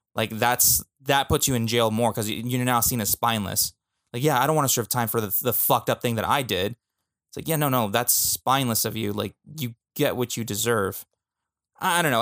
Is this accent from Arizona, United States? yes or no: no; California, United States; we're from California